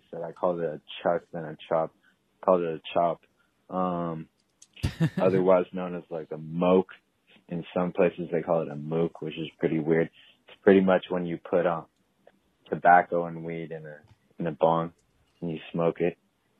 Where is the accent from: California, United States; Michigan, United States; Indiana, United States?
California, United States; I'm not Canadian. From the Bay Area. So, like, north of Kevin and the Jeff Meister.